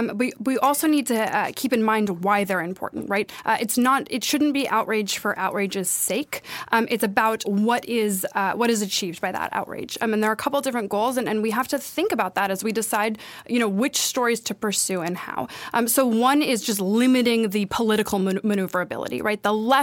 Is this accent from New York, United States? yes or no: no; California, United States; I know. I'm from California.